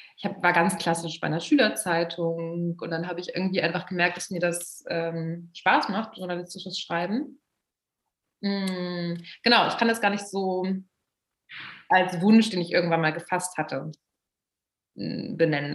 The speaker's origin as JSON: {"language": "German", "town": "Braunschweig", "region": "Lower Saxony", "country": "Germany", "tie": "born or raised there", "moved": "yes", "lives_now": "Berlin, Germany", "said": "ich bin in Braunschweig aufgewachsen"}